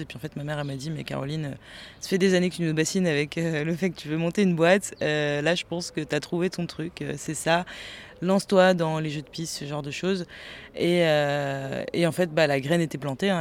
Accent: Nantes, Pays de la Loire, France; now in Angers, France; moi, je suis nantaise d'origine

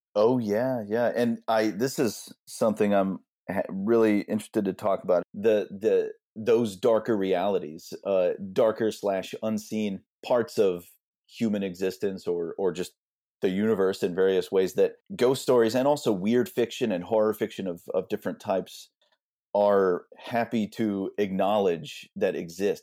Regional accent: Austin, Texas, United States; now in Houston, United States; I've lived in Houston for a while now, maybe a couple decades, but I grew up in Austin, but I've lived all around the state.

